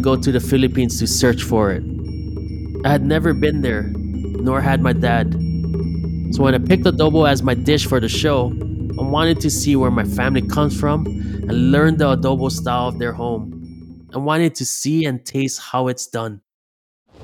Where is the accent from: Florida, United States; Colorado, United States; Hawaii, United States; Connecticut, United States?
Hawaii, United States; Big Island, Hamakua Coast; I grew up on the Big Island on the Hamakua Coast.